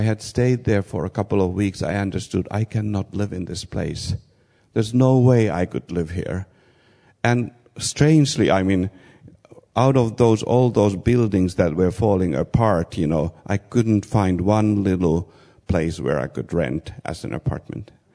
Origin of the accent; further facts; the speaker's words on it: Finland; moved away as an adult; also born or lived in Kazakhstan; I come from Finland